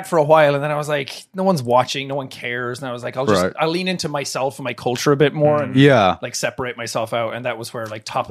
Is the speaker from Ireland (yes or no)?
yes; Ireland; I wasn't like being Irish or like being myself, so I was like, I'll speak clearly, and that was like, hello everybody, this is me. For some reason it just sounded American, I guess.